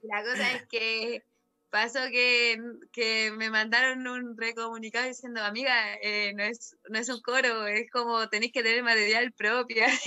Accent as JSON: {"language": "Spanish", "country": "Chile", "said": "esto es Chile, yo soy chilena, vengo de acá y esta es mi cultura"}